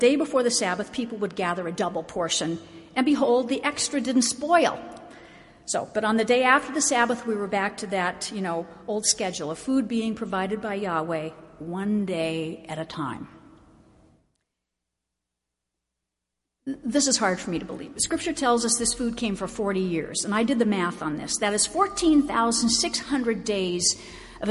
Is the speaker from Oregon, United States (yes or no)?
yes; Oregon, United States; now in Salt Lake City, United States; I grew up in Oregon